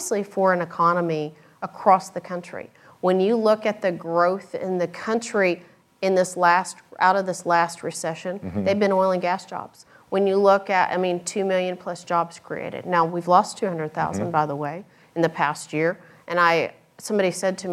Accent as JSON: {"language": "English", "region": "West Texas", "country": "United States", "tie": "born or raised there", "moved": "as an adult", "lives_now": "Austin, United States", "said": "I grew up in West Texas"}